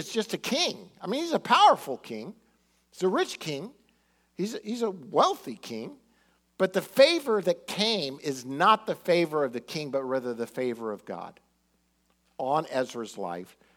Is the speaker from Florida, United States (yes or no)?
yes; Miami, Florida, United States; growing up in Miami